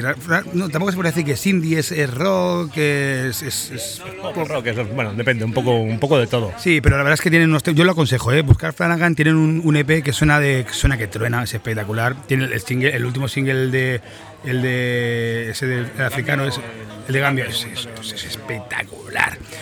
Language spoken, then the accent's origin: Spanish; Mataró, Catalonia, Spain; desde Mataró, mi ciudad natal. Yo soy mataroní